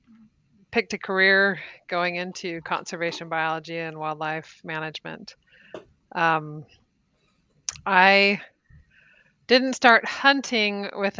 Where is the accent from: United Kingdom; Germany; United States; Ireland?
United States; East Tennessee; moved away as an adult; also born or lived in Provo, Utah / Albuquerque, New Mexico; I grew up in East Tennessee and down in the South